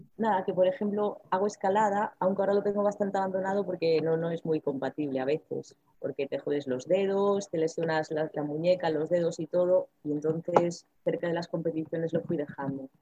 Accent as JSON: {"language": "Spanish", "town": "Ferrol", "region": "Galicia", "country": "Spain", "said": "como soy de aquí de Ferrol"}